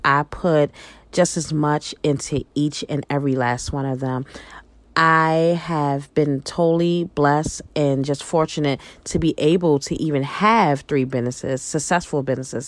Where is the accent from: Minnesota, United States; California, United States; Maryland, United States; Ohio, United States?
Maryland, United States; Baltimore; moved away; also born or lived in New York; I'm originally from Baltimore, Maryland. I grew up, I'm a northern girl. I grew up in Baltimore. I also grew up in New York.